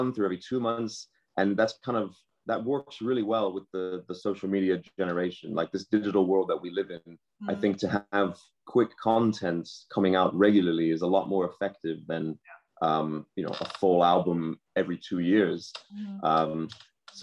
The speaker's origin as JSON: {"language": "English", "town": "New York City", "region": "New York", "country": "United States", "tie": "born or raised there", "moved": "yes", "said": "So, I was born in New York City. That's where I'm from."}